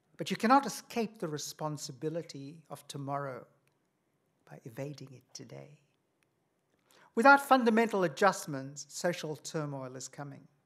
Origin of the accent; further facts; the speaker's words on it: India; moved away; I come from India